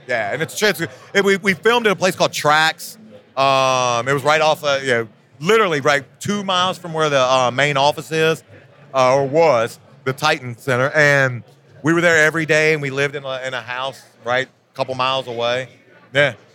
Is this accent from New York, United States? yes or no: no; Virginia, United States; I'm a country boy, man. I grew up in Virginia in a in a small town.